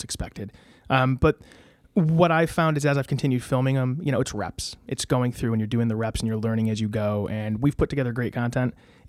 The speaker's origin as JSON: {"language": "English", "town": "Ansonia", "region": "Connecticut", "country": "United States", "tie": "born or raised there", "also_born_or_lived": "Derby", "said": "No, my parents still live in Ansonia. I went to grade school in Ansonia, then I went to Notre Dame High School in West Haven."}